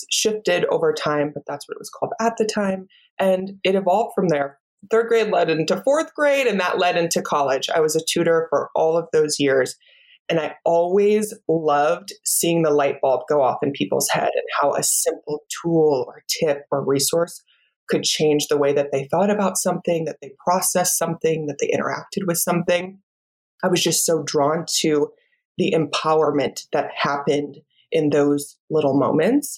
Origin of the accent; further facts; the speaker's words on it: Iowa, United States; moved away; I am a Midwest girl, just like you, born and raised in Iowa